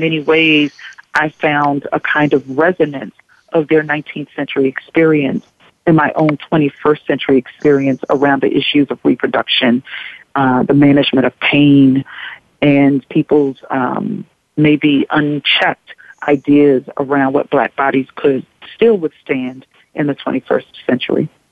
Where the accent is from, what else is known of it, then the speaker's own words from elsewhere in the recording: Kingstree, South Carolina, United States; moved away; a black woman growing up in a very small southern town in South Carolina